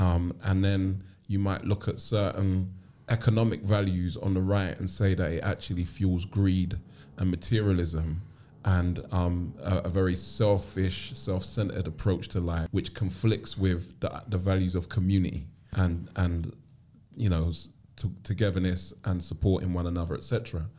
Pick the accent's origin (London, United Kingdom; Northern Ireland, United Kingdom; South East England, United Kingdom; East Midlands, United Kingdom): London, United Kingdom; And so my earliest memories are growing up in Clapham before gentrification and Brixton. I grew up with my grandmother, who was already retired when she took care of me or took me into her care.